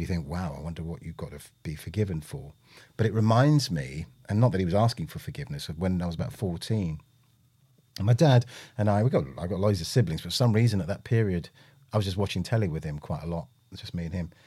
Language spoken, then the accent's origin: English; London, United Kingdom; also born or lived in Willesden Green, London; born and bred in Britain, had the usual, hey, you know, where are you from? And you go, Park Royal